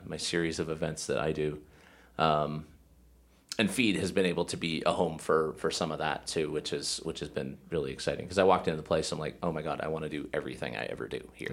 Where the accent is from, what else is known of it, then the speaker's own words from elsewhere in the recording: Erie, Pennsylvania, United States; I'm from Erie